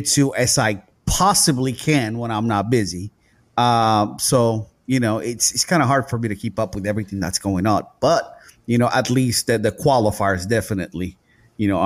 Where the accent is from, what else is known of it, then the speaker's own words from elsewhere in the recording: Puerto Rico; moved away; I'm tropical. I'm from the island. I'm from Puerto Rico